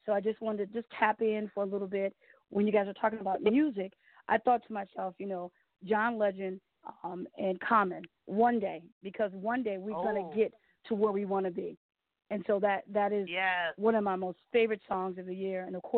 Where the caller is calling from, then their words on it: Detroit, Michigan, United States; I'm calling from Detroit.